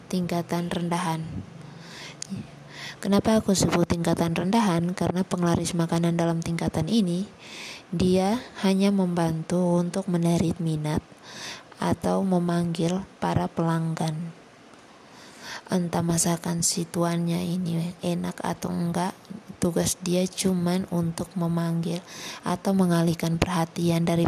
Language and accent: Indonesian; Kupang, East Nusa Tenggara, Indonesia; paling banyak di kota aku di kota Kupang tuh paling banyak